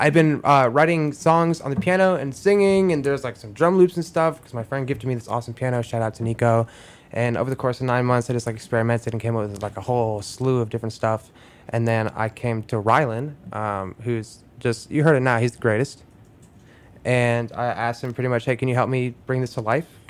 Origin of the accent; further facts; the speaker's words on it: Cleveland, Ohio, United States; moved away as an adult; now in Chicago, United States; I grew up in Cleveland.